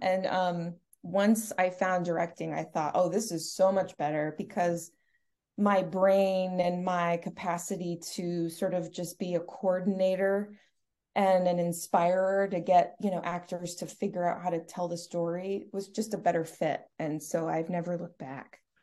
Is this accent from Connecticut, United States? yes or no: yes; Stamford, Connecticut, United States; I was born and raised in Stamford